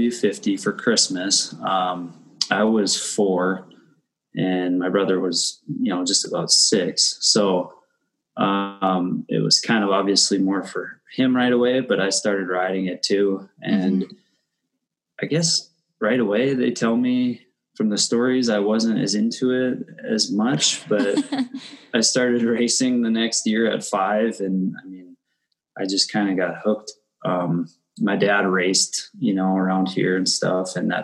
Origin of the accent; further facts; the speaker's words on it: Bismarck, North Dakota, United States; also born or lived in California; I grew up in Bismarck, born and raised